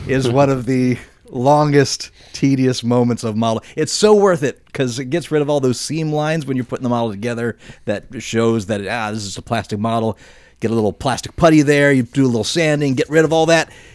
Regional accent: Midwest, United States; growing up in the Midwest

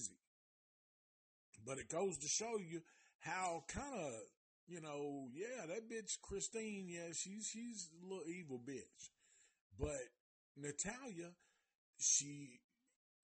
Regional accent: Nashville, Tennessee, United States; I'm from Nashville

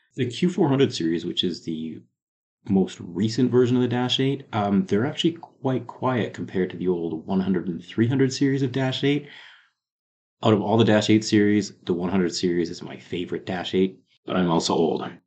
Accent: Calgary, Alberta, Canada; we're both from Calgary, Alberta, Canada.

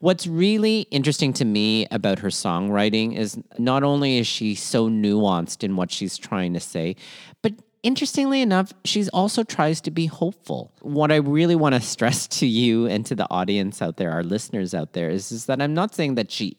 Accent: Philippines; sometimes being Filipino is really marked with being unendingly hopeful in a lot of ways

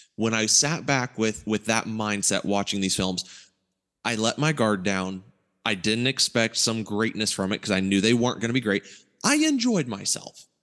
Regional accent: Ohio, United States; growing up in Ohio

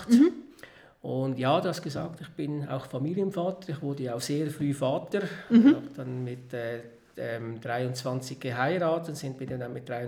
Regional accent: Bäch, Schwyz, Switzerland; ich bin Bech, in Bech am Zürichsee aufgewachsen. Das ist eine, ein Dorf in einer Gemeinde am Zürichsee, Kanton Schweiz.

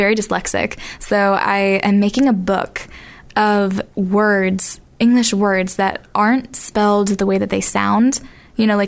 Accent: Boston, Massachusetts, United States; I'm from Boston, Massachusetts.

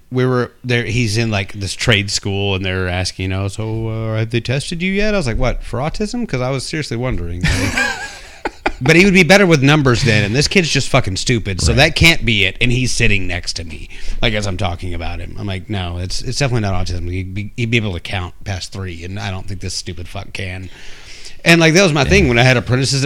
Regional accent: Texas, United States; I'm a Texan

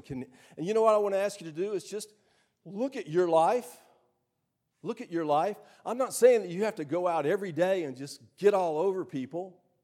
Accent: Starkville, Mississippi, United States; I grew up right here in Starkville, in Starkville High School

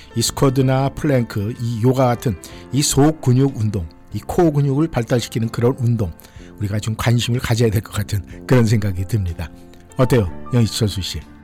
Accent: South Korea; now in Washington area, United States; 대한민국 사람으로서 이 미국 땅에 살면서

